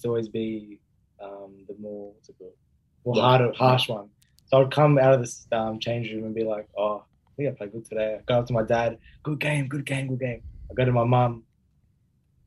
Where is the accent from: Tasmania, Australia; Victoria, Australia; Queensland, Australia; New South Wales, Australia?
New South Wales, Australia; Sydney; now in Melbourne, Australia; We're both from Sydney.